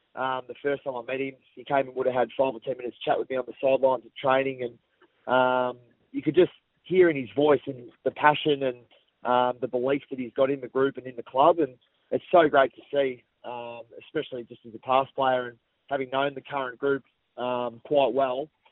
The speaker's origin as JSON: {"language": "English", "town": "Melbourne", "region": "Victoria", "country": "Australia", "tie": "born or raised there", "said": "growing up in Essendon, a Hawthorn supporter"}